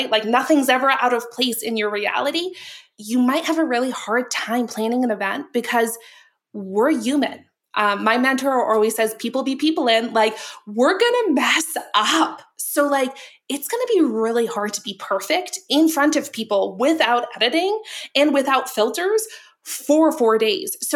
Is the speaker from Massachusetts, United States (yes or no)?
yes; Boston, Massachusetts, United States; I'm over here saying, like, ha, all the time, right? I'm from Boston. It works.